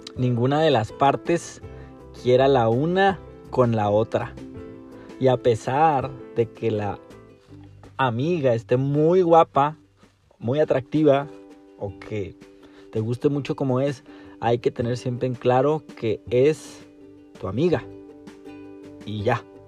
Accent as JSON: {"language": "Spanish", "region": "Chihuahua", "country": "Mexico", "said": "soy de México, para ser exacto de Chihuahua"}